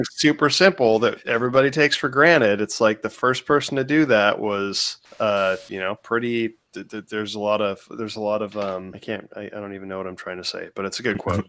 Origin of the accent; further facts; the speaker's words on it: Washington, United States; now in Florida, United States; growing up in like Washington